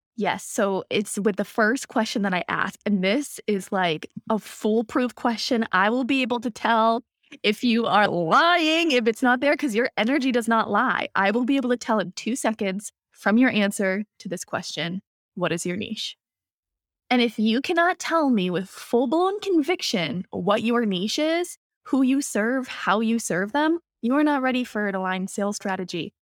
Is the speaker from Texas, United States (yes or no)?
no; Boston, Massachusetts, United States; I'm from Boston